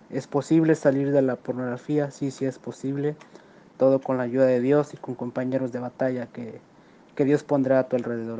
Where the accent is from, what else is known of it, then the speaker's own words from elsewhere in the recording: Ciudad Valles, San Luis Potosí, Mexico; soy de Ciudad Valle, San Luis Potosí.